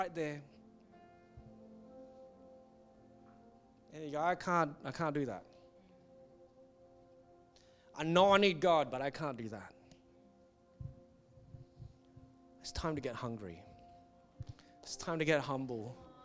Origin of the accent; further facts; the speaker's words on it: Singapore; when I was growing up in Singapore